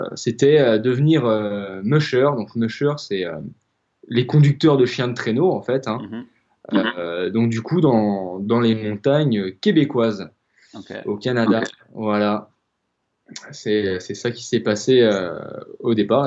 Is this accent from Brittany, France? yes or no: yes; Rennes, Brittany, France; moved away as an adult; now in La Rochelle, France; je suis originaire de, de Bretagne, je suis originaire de, de, euh, de Rennes à la base